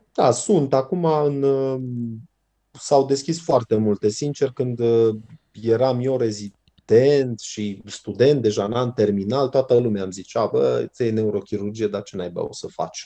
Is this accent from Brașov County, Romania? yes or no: yes; Brașov, Brașov County, Romania; eu sunt din Brașov, sunt brașovean